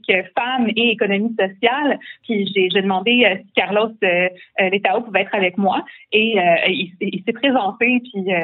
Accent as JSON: {"language": "French", "region": "Quebec", "country": "Canada", "tie": "born or raised there", "also_born_or_lived": "Charlemagne, Quebec / Saint-Urbain-Premier, Quebec", "said": "je suis née sur la rive sud, euh, je suis née à Charlemagne et euh, j'ai grandi ma petite enfance euh, aussi euh, sur la rive sud. Après ça, on est déménagé à Saint-Urbain premier Donc moi, je suis une de la campagne aussi."}